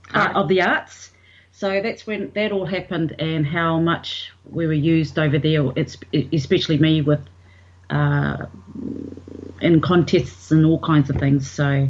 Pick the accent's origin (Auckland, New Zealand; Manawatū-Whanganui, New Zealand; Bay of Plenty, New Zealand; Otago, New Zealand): Manawatū-Whanganui, New Zealand; Levin; Well, I'm from New Zealand.